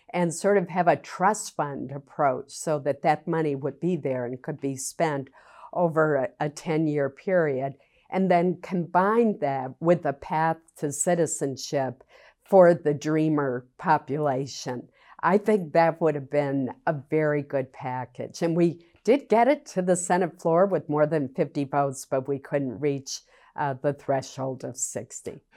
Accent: Maine, United States; I was very fortunate growing up in Maine

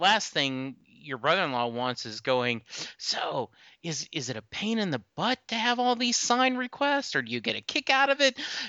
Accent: Lake Charles, Louisiana, United States; I grew up in the Army. My dad was in the Army. We moved around a lot, but my high school was spent in Lake Charles, Louisiana.

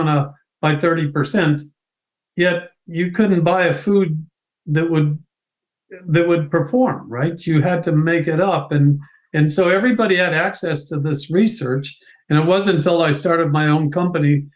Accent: Ohio, United States; moved away as an adult; also born or lived in Pennsylvania; I'm originally from Ohio

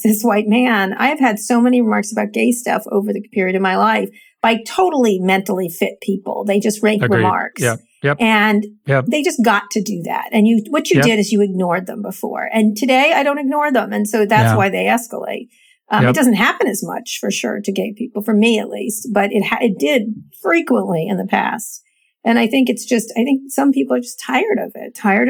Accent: Pennsylvania, United States; moved away; I was born in Pennsylvania. And my family lives there and is from there.

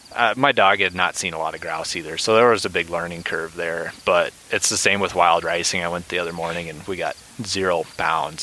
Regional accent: Iowa, United States; moved away; I am from Iowa and have a lot of friends and family that are

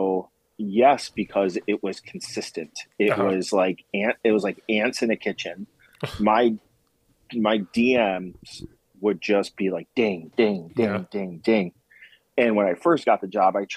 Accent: Elgin, Illinois, United States; Judson's in my hometown. Like I grew up in Elgin

